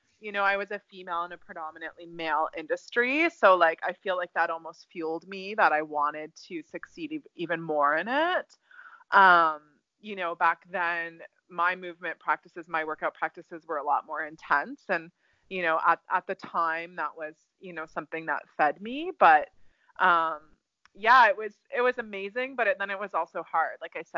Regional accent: Ontario, Canada; Canada, Ontario.

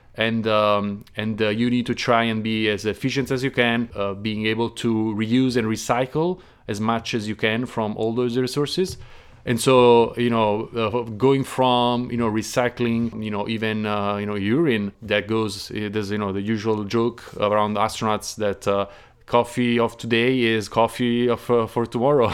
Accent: Naples, Campania, Italy; moved away; I'm from Naples, the south

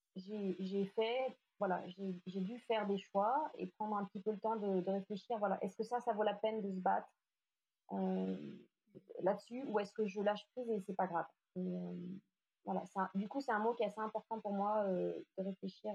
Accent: Lyon, Auvergne-Rhône-Alpes, France; moved away as an adult; also born or lived in Asia; je suis lyonnaise, même si j'ai vécu quelques années en Asie

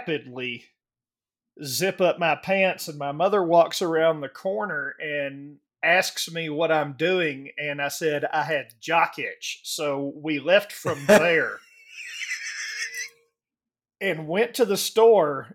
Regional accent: the South, United States; growing up in the South

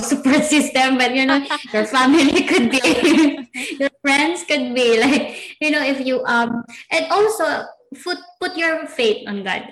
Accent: Philippines; we are Pinoy

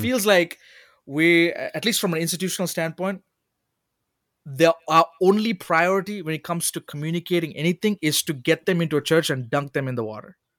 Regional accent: Oman; moved away as an adult; also born or lived in Sri Lanka; now in United States; as a Sri Lankan kid growing up in Oman

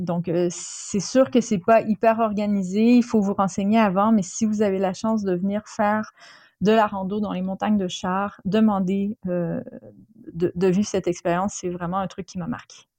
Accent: Quebec, Canada; moved away; mon enfance euh, au Québec

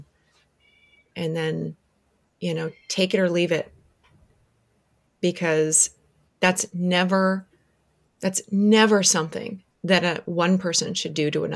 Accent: Orlando, Florida, United States; I grew up in Orlando

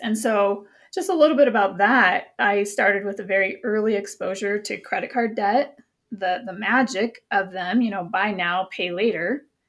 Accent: Montana, United States; moved away as an adult; I'm from Montana, and even though I haven't lived there for twenty years, it's still part of my core identity

